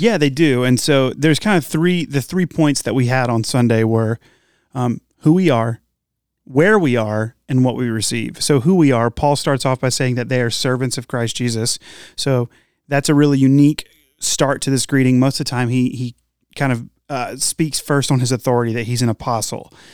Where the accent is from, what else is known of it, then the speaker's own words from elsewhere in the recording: Morehead City, North Carolina, United States; I've lived here, I've lived in North Carolina for, I grew up here